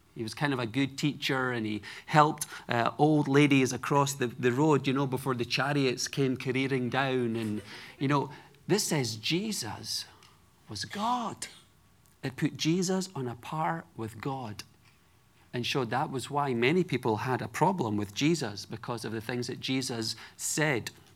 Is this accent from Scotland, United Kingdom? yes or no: yes; Edinburgh, Scotland, United Kingdom; moved away; I grew up in Edinburgh, Scotland, the capital city